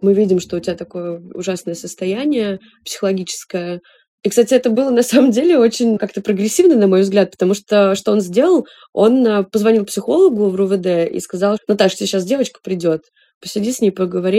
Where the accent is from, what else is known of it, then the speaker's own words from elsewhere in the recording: Russia; moved away as an adult; also born or lived in Saint Petersburg / Israel / Georgia; мы девушки из России